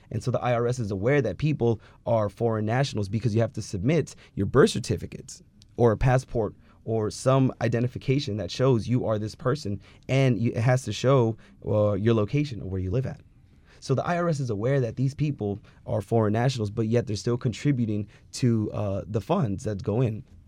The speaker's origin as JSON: {"language": "English", "region": "California", "country": "United States", "tie": "born or raised there"}